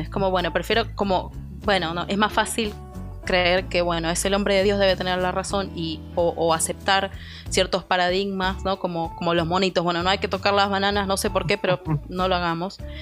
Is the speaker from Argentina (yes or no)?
yes; Argentina; moved away as an adult; now in Houston, United States; soy argentina, vivo en Houston hace un año y medio